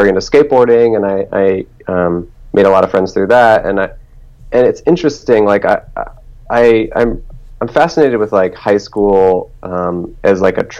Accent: Telluride, Colorado, United States; moved away as an adult; also born or lived in Alameda, California / Portland, Oregon; from 0 to 9 years old, I lived in Alameda, California, which is right next to Oakland, which is in the Bay Area. So I grew up in the Bay Area, and then when I was 9, I moved with my mother and my siblings to Colorado, and we moved to a town called Telluride

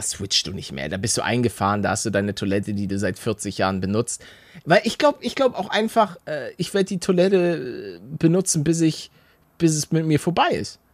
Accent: Hamburg, Germany; moved away; ich bin gebürtiger Hamburger

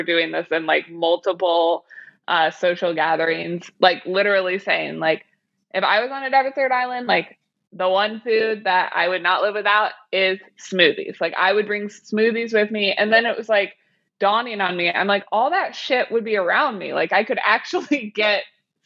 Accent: Kansas City, Missouri, United States; I'm from Kansas City, Missouri

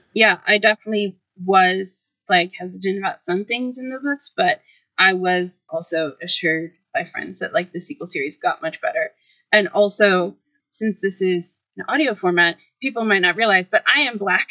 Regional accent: Boston, Massachusetts, United States; also born or lived in Cambridge, Massachusetts; I was born in Boston

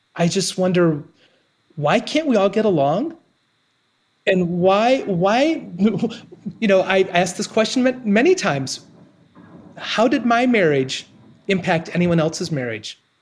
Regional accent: Ohio, United States; moved away as an adult; moving back to my hometown

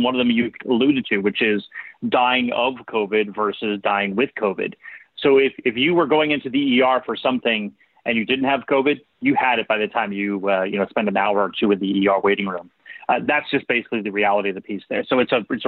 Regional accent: the Bay Area, California, United States; I grew up in the Bay Area and we have our BART system there

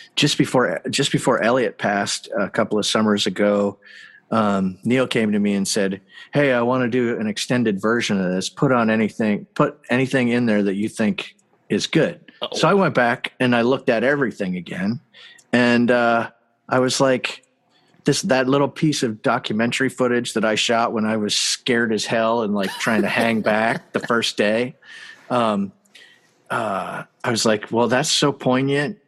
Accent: Canada; I'm from Canada

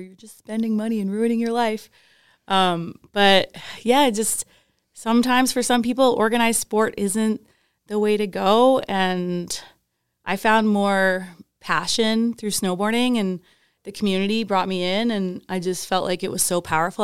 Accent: Calgary, Alberta, Canada; born or raised there; also born or lived in Wales / Whistler

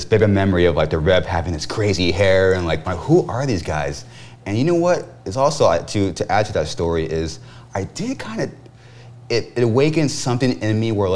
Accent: Corona, California, United States; people say that we're from Riverside, but we're actually from Corona

